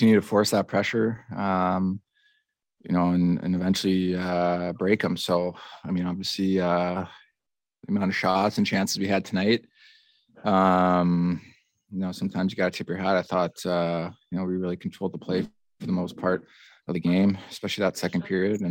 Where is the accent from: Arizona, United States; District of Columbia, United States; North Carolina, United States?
Arizona, United States; moved away; in my hometown